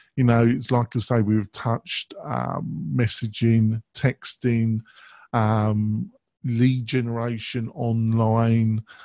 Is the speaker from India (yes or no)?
no; England, United Kingdom; I'm English